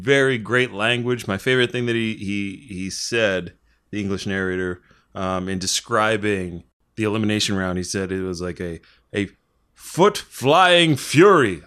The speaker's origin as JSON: {"language": "English", "region": "Delaware", "country": "United States", "said": "we're from Delaware"}